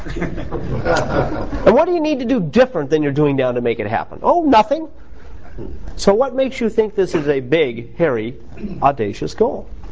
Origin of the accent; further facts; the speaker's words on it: United States; I'm American